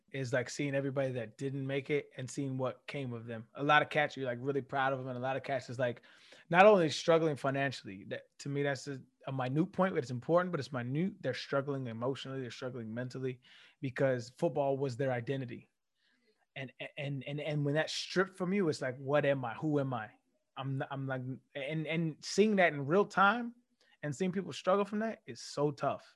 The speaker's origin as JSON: {"language": "English", "region": "California", "country": "United States", "tie": "born or raised there", "also_born_or_lived": "Tennessee", "moved": "as an adult", "said": "I came from Tennessee, from California. California is a very liberal place. It's very loose"}